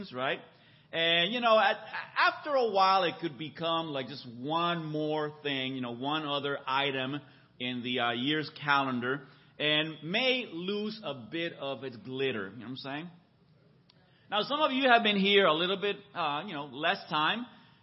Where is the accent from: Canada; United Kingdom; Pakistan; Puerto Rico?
Puerto Rico; moved away as an adult; also born or lived in San Francisco, California / Boston area, Massachusetts / Mexico City, Mexico; now in Orange County, United States; I was actually born in San Francisco. I'm a native Californian. I grew up in Puerto Rico, where I went to college and met my wife